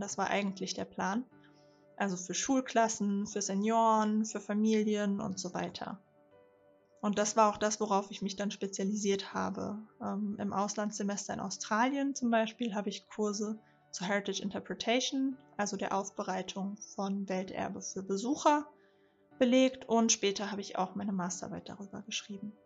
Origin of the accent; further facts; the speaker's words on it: Rhine-Main area, Hesse, Germany; ich bin 29 und bin im Rhein-Main-Gebiet aufgewachsen.